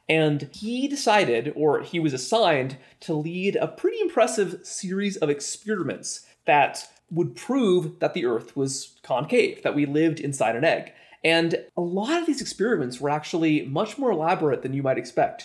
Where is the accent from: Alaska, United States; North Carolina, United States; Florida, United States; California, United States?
Florida, United States; South; I'm from South Florida too